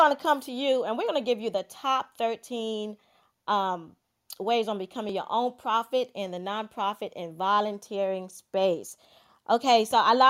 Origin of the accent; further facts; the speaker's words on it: Georgetown, South Carolina, United States; moved away; I was born and raised in Georgetown, South Carolina